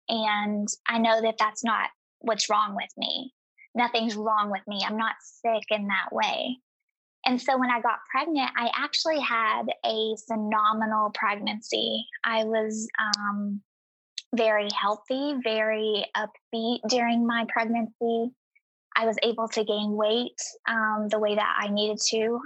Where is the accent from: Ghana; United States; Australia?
United States; East Tennessee; I grew up in East Tennessee and in a very impoverished um, circumstance.